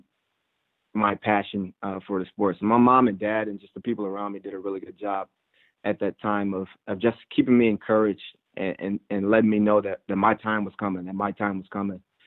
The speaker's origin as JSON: {"language": "English", "region": "Illinois", "country": "United States", "tie": "born or raised there", "said": "I'm an Illinois boy, true and true"}